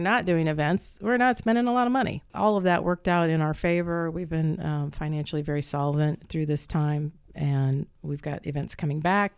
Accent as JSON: {"language": "English", "town": "Muncie", "region": "Indiana", "country": "United States", "tie": "born or raised there", "also_born_or_lived": "Lake County, Indiana", "said": "my father came to Ball State to work on his EDD, his doctorate. And so we moved down here"}